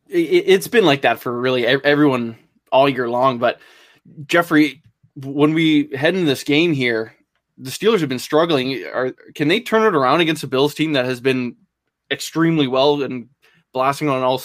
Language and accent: English; Canada; I'm Canadian